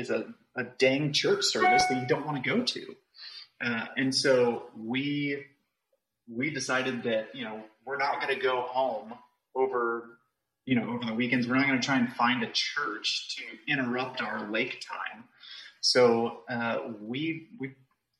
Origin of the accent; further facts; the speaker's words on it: Dallas, Texas, United States; I grew up in Dallas, Texas, and I have spent most of my life here. I'm still in Dallas, Texas, and just a Texan born and raised